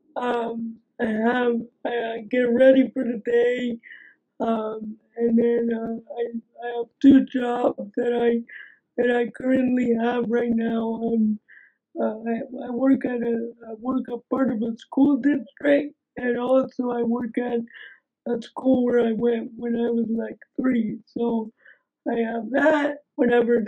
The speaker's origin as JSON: {"language": "English", "region": "New Jersey", "country": "United States", "tie": "born or raised there", "also_born_or_lived": "Cincinnati, Ohio", "said": "I live in New Jersey"}